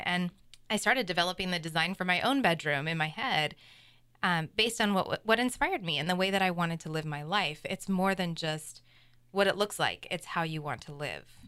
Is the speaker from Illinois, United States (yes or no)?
no; Seattle, Washington, United States; now in Vashon Island, United States; I was born and raised in Seattle and was living in West Seattle